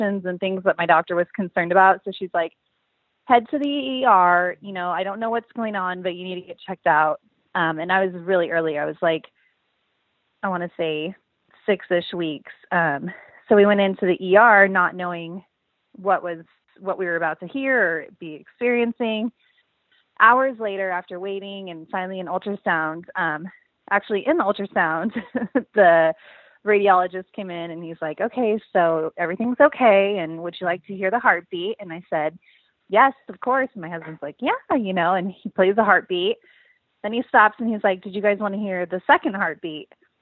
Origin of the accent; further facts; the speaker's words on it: San Diego, California, United States; moved away as an adult; now in Austin, United States; We're originally from San Diego